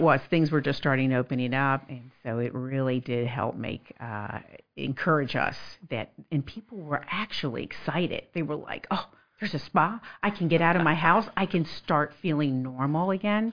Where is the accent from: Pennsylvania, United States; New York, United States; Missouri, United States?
Pennsylvania, United States; suburbs of Philadelphia; also born or lived in Florence, South Carolina; now in Lexington, United States; I'm originally from suburbs of Philadelphia